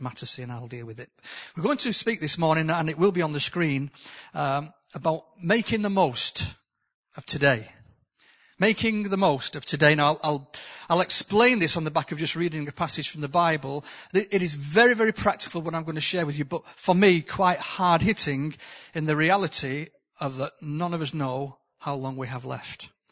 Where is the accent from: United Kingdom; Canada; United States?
United Kingdom; the north of England; accent: northern; my accent from the north.